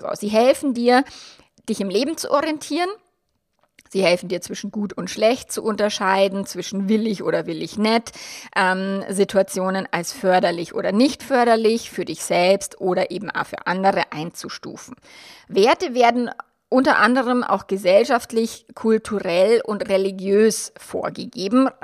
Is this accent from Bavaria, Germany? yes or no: yes; Bavaria, Germany; mein Mann und ich, wir sind jetzt beide in Bayern aufgewachsen